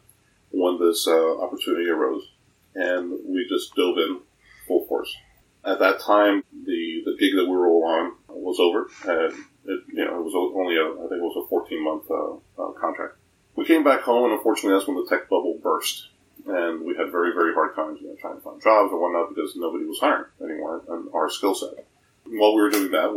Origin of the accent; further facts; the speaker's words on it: Miami, Florida, United States; we're from Miami, Florida